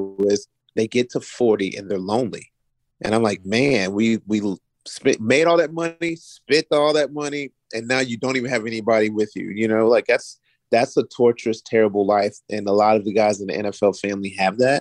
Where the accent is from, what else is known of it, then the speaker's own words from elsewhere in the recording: Florence, Kentucky, United States; now in Virginia, United States; I was raised in Florence, Kentucky. That's across the bridge from Cincinnati, Ohio